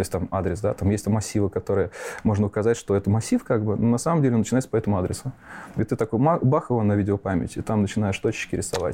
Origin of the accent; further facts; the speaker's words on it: Nizhny Novgorod, Nizhny Novgorod Oblast, Russia; also born or lived in Fryanovo, Moscow Oblast; Я родился в Подмосковье, поселок Фрянов, он там на восток от Москвы. Угу. Вот, и до девяти лет я там прожил, а потом мои родители переехали в Нижний Новгород, и уже школу университета закончил там.